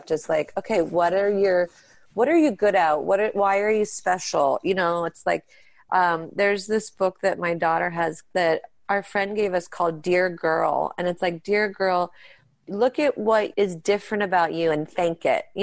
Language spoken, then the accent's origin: English; Pittsburgh, Pennsylvania, United States; We grew up in Pittsburgh and that's where we do our show and that's where our family is.